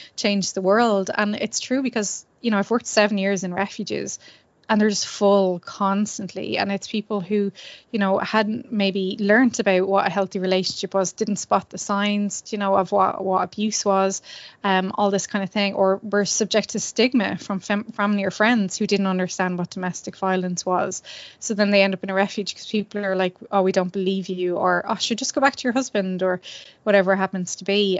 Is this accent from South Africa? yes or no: no; Ireland; as Irish people